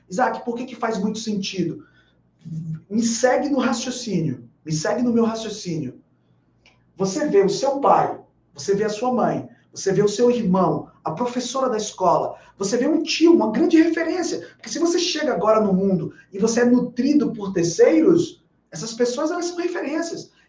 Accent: Bahia, Brazil; Porque eu sou baiano, eu posso falar.

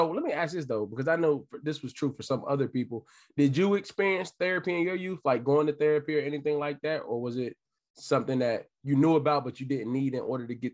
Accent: Washington, District of Columbia, United States; also born or lived in Montgomery County, Maryland / Gettysburg, Pennsylvania; I was born and raised in Northwest DC

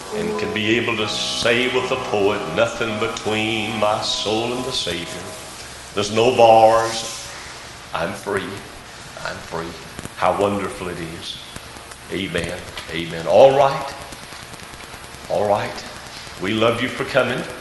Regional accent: United States; we are an American citizen

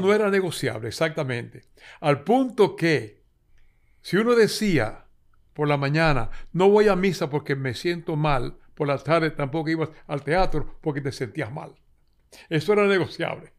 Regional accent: San Juan de la Maguana, San Juan, Dominican Republic; Yo soy nacido en San Juan de la Maguana

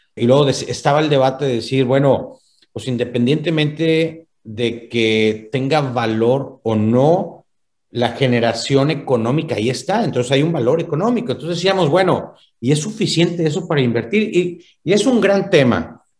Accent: Monterrey, Nuevo León, Mexico; yo como buen regiomontano

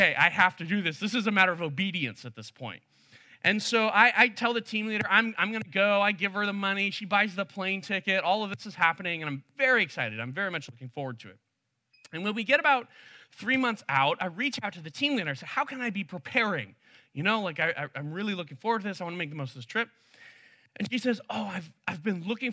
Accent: Chicago, Illinois, United States; also born or lived in China; I grew up in the Chicago area for the entirety of my childhood, except for 1 year

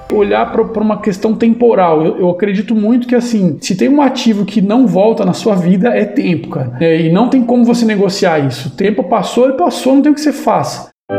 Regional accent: Avaré, São Paulo, Brazil; sou do interior de São Paulo, sou de Avaré

